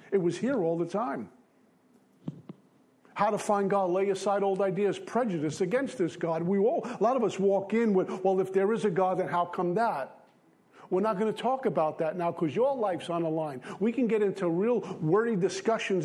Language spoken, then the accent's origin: English; New York City, New York, United States; I grew up in Bensonhurst, Brooklyn